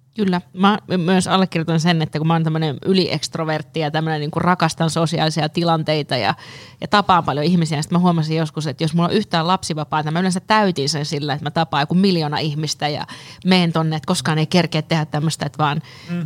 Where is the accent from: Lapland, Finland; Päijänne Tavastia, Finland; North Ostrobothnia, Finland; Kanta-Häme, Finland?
Lapland, Finland; now in Helsinki, Finland; mä oon Lapista kotoisin